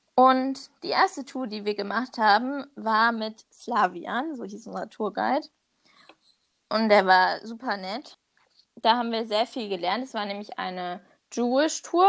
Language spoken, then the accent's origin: German; Germany; als Deutscher